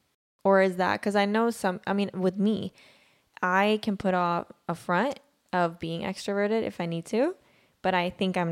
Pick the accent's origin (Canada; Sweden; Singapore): Sweden; also born or lived in Pakistan; now in United States; I was born in Sweden.